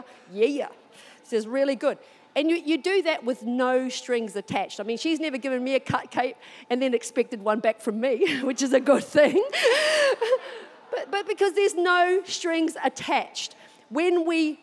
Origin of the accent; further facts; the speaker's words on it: New Zealand; now in Australia; Even though I live here, this thing still call New Zealand home sometimes